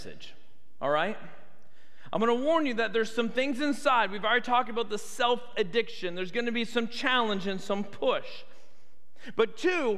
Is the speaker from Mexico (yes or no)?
no; Canada; moved away as an adult; also born or lived in United States; now in Tuscaloosa, United States; I grew up in Canada. I am a Canadian citizen